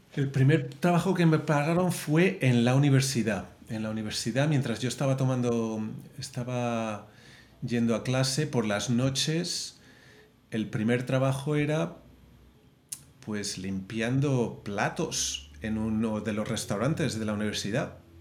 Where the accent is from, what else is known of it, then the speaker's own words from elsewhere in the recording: Madrid, Community of Madrid, Spain; moved away as an adult; also born or lived in Las Palmas, Canary Islands / San Francisco / Portland; now in Los Angeles, United States; nací en Canarias, pero, pero crecí en Madrid. Ya. Fue ahí en donde estuve hasta que tenía 18 años.